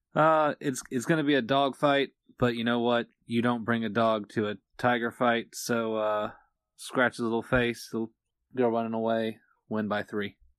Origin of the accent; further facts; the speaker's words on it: Virginia, United States; Lynchburg was, what, about thirty-five minutes away from where I grew up in Virginia